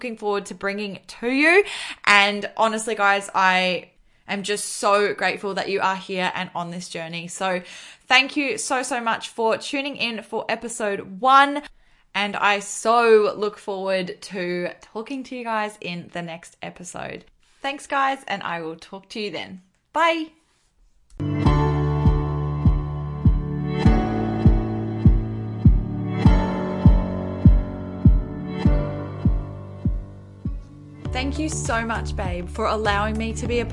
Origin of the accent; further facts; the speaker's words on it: Australia; also born or lived in Gold Coast, Queensland; I am from Australia